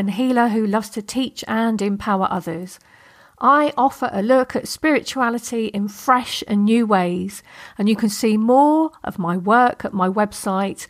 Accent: England, United Kingdom; I'm English

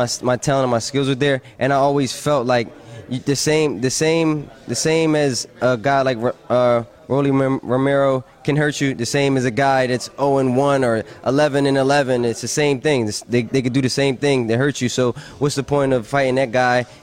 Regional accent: Philadelphia, Pennsylvania, United States; my hometown crowd

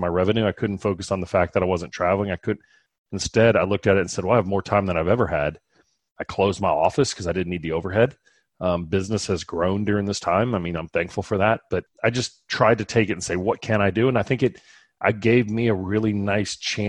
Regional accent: South Louisiana, United States; moved away; I'm from South Louisiana originally, and there's a Cajun restaurant right around the corner from me here that is from my hometown

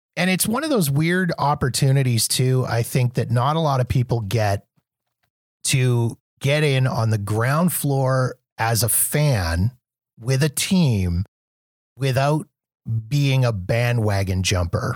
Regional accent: Canada; also born or lived in Calgary; I'm from Canada

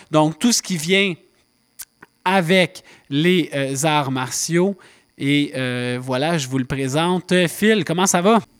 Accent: Laval, Quebec, Canada; je suis un petit gars de Laval.

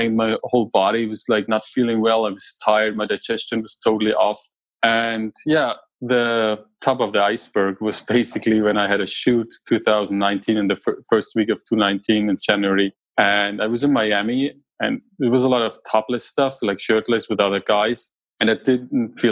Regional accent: Germany; moved away as an adult; now in United States; I grew up in Germany

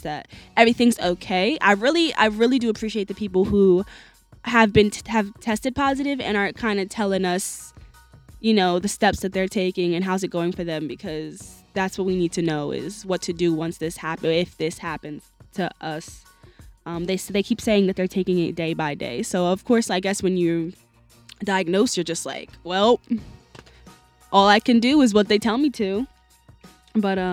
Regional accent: New Jersey, United States; I'm from South Jersey, and it's all the way in South. Like, I live about 15 minutes from Rowan University

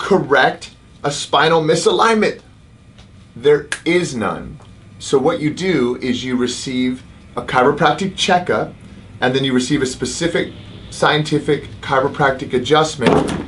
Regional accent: United Kingdom; accent: British; moved away; my British accent

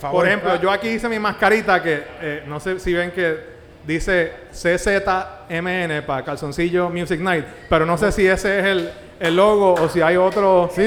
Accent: Puerto Rico; Soy de Río Piedra, no de Ponce

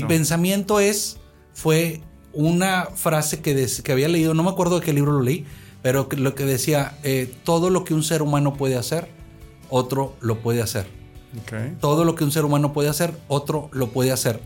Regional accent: Monterrey, Nuevo León, Mexico; moved away as an adult; also born or lived in United States; Yo soy de aquí, de la ciudad de Monterrey, originario, aunque viví muchos años en Estados Unidos. Pero crecí en un tejabán de madera aquí, en esta colonia

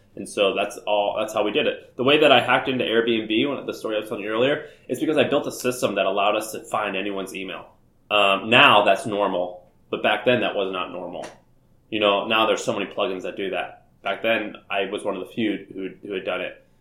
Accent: St. Louis, Missouri, United States; moved away as an adult; also born or lived in Nashville, Tennessee; I'm from Missouri, uh, St. Louis, Missouri, I uh, grew up there

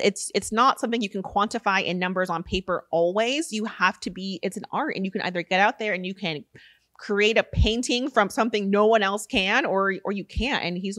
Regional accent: Rancho Cucamonga, California, United States; Rancho Cucamonga. Okay. We went to the same high school

